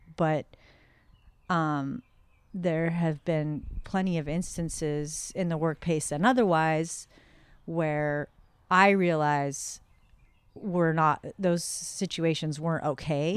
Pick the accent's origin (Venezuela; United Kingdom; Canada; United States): United States; the Northwest, Pacific Northwest; moved away as an adult; now in North County, San Diego, United States; I grew up in the Northwest